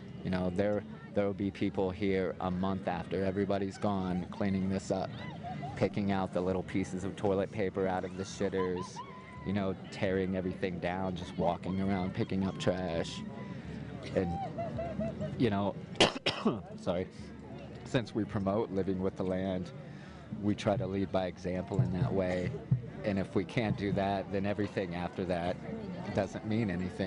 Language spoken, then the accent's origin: English; Indiana, United States; I'm from Indiana, so there's no mountains there